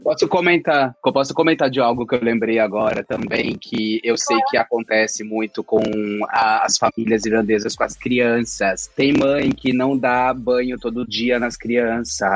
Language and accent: Portuguese; interior of São Paulo, Brazil; moved away as an adult; now in Ireland; Eu sou do interior de São Paulo